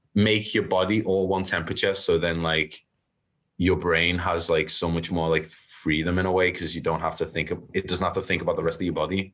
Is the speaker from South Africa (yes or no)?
no; Liverpool, North West England, United Kingdom; I grew up in Liverpool